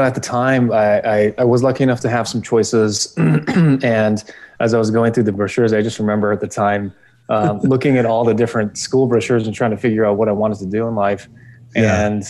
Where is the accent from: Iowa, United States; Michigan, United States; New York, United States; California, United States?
California, United States; Los Angeles; also born or lived in Europe; I grew up in California. California is my home state.